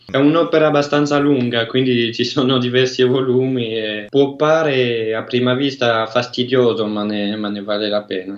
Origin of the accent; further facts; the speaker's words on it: Brussels, Brussels-Capital Region, Belgium; Italian is a second language; now in Ottignies, Belgium; Eh, io sono belga, eh, sono nato a, a, Bruxelles, però vivo nella parte francofona del Belgio, in Valonia.